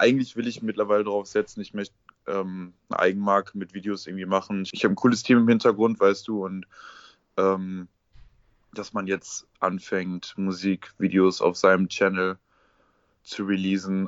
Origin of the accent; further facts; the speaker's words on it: Essen, North Rhine-Westphalia, Germany; Ich komme aus dem Ruhrgebiet, aus Essen.